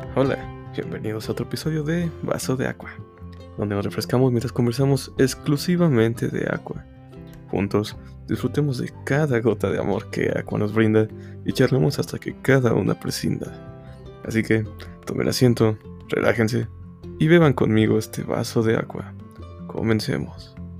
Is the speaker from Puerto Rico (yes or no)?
no; Mexico; Yo soy de México